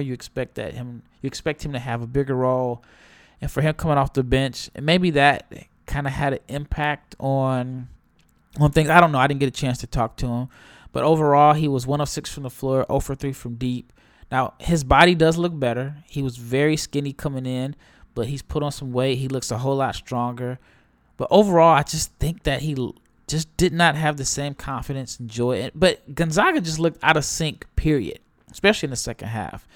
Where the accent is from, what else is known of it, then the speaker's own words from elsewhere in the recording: Omaha, Nebraska, United States; I'm from Omaha.